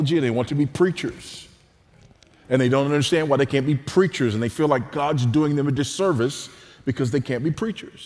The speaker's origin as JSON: {"language": "English", "country": "United States", "accent": "American", "moved": "as an adult", "lives_now": "Zambia", "said": "you could tell from my accent that I was an American"}